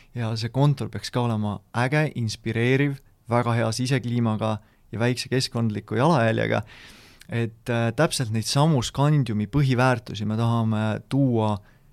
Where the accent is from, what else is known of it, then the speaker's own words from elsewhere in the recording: South Estonia, Estonia; Lõuna-Eesti poisina